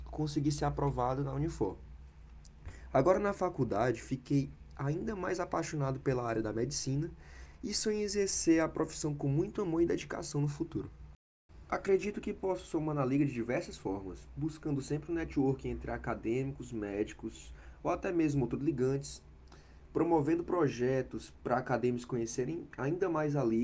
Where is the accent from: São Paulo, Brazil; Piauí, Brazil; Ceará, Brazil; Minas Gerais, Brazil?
Piauí, Brazil; Parnaíba; eu nasci na cidade de Parnaíba, no Piauí, onde estudei até o final do ensino médio.